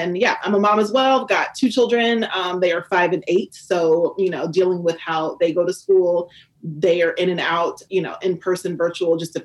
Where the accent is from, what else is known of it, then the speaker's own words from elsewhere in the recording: Indianapolis, Indiana, United States; I am from Indianapolis